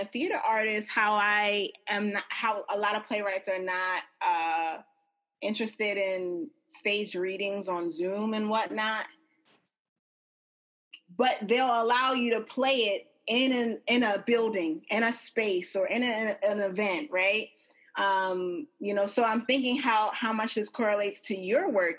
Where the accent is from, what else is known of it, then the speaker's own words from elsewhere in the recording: Nigeria; I am Nigerian